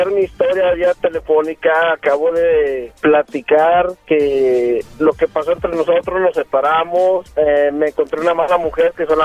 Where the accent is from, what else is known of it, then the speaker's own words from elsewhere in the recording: Aguascalientes, Mexico; de donde yo vengo de Aguascalientes